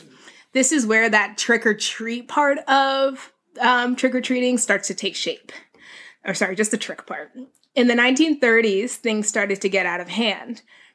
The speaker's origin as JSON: {"language": "English", "region": "New England", "country": "United States", "tie": "born or raised there", "said": "So I'm born and raised in New England, so the idea of Mischief Night was completely new to me."}